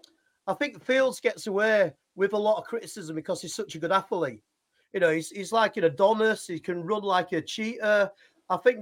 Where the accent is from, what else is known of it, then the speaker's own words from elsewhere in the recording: Yorkshire and the Humber, United Kingdom; accent: Yorkshire; my terrible Yorkshire accent